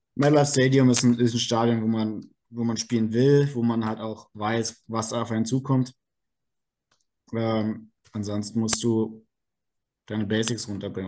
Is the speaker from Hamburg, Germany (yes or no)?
no; Berlin, Germany; moved away as an adult; now in Karlsruhe, Germany; komme gebürtig aus Berlin, äh, wohne jetzt in Karlsruhe